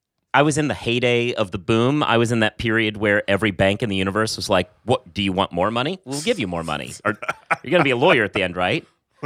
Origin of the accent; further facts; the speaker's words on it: West Coast, United States; I'm coming from the West Coast.